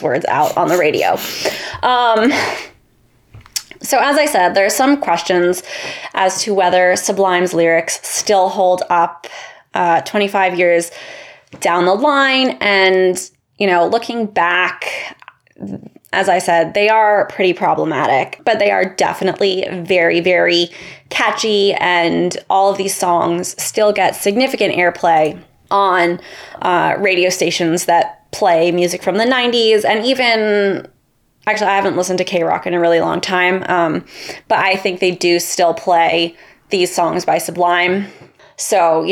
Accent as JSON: {"language": "English", "town": "Los Angeles", "region": "California", "country": "United States", "tie": "born or raised there", "said": "I grew up in Los Angeles"}